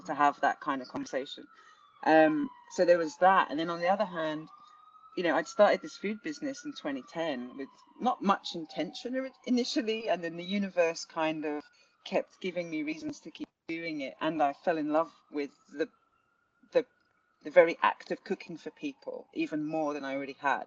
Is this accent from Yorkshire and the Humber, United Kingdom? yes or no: no; London, United Kingdom; growing up in Southeast London, felt very disconnected as the first English person in my family